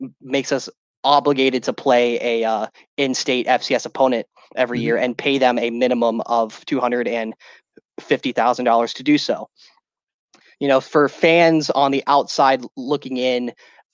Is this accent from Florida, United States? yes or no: no; Georgia, United States; moved away as an adult; now in South Carolina, United States; I was born and raised in Georgia